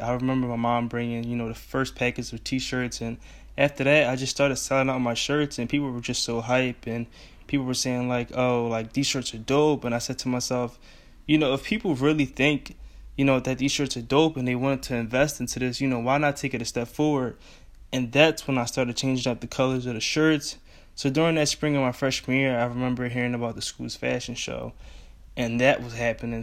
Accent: Philadelphia, Pennsylvania, United States; I'm from Philly

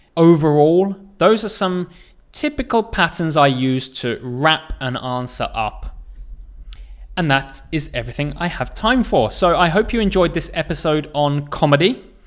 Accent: England, United Kingdom; I come from England

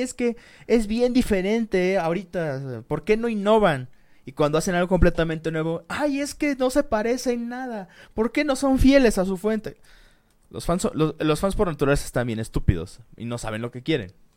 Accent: Mexico; como decimos aquí en México

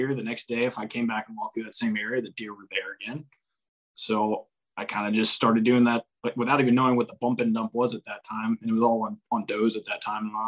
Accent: Central North Carolina, United States; also born or lived in Mississippi; I'm from Central North Carolina.

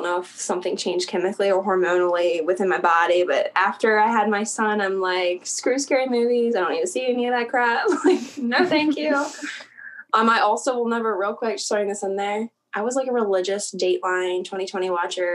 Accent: South Central Pennsylvania, United States; I was raised in South Central Pennsylvania.

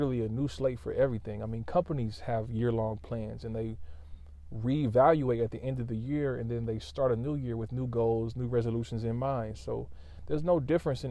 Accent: Lawton, Oklahoma, United States; I'm from Lawton, Oklahoma

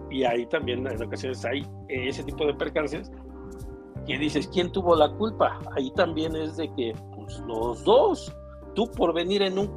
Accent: Tlaxcala, Mexico; pero yo soy de Tlaxcala, mi licencia es de Tlaxcala.

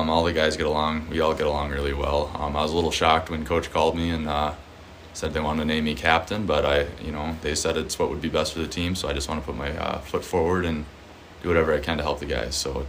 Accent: Pine City, Minnesota, United States; So I'm from Pine City, Minnesota. It's about an hour north of the cities. Grew up there since I was 5 years old.

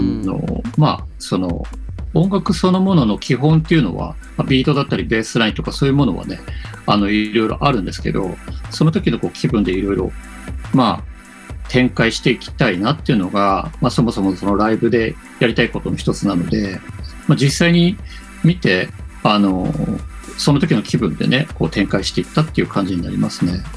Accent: Sapporo, Hokkaido, Japan; 地元札幌で今、まあ、自分のスタジオにいますね。

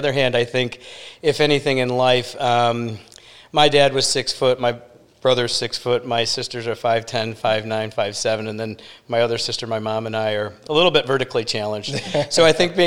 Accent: Detroit, Michigan, United States; moved away as an adult; also born or lived in Chicago / New York; now in Sarasota, United States; Originally from Detroit, okay. And grew up there

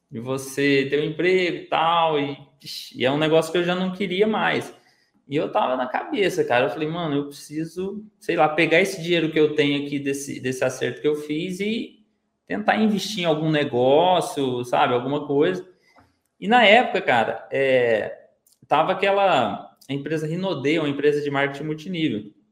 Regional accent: Minas Gerais, Brazil; now in Ribeirão Preto, Brazil; que eu hoje eu moro no interior de São Paulo, aqui em Ribeirão Preto eu morava em Minas, né? Eu sou de Minas, né?

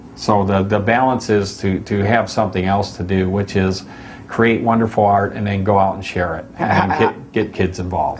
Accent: Michigan, United States; moved away as an adult; also born or lived in Florida; now in Laguna Beach, United States; when I was a kid growing up in Michigan

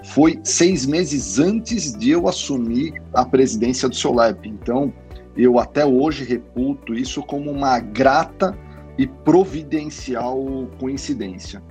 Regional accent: ABC region, São Paulo, Brazil; venho da região do ABC

